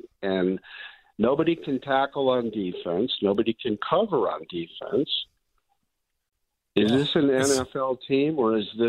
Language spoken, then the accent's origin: English; Southern Nevada, United States; also born or lived in Chicago, Illinois; now in Henderson, United States; I was born in Chicago, and I was injected with Bears, Cubs, and Blackhawks stuff when I was born at Lutheran Deaconess Hospital. But I've lived in Southern Nevada since I was 11 years old, and I'm 66 now.